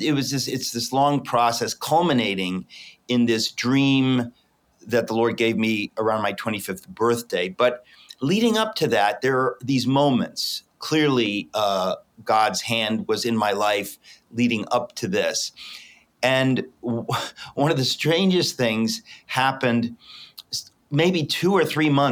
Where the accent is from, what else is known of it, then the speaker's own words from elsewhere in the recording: Danbury, Connecticut, United States; I'm in fact in the home in which I grew up in Danbury, Connecticut